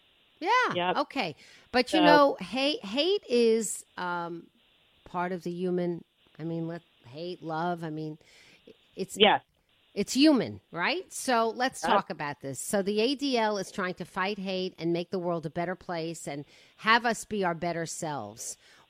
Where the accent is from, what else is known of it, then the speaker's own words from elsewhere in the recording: New York, United States; I came from New York. Please. It's nothing.